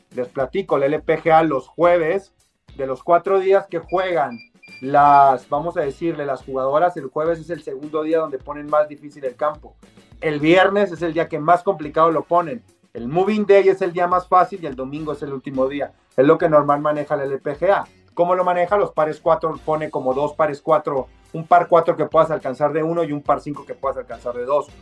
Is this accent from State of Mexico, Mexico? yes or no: no; Mexicali, Baja California, Mexico; moved away as an adult; now in Mexico City, Mexico; yo soy de Mexicali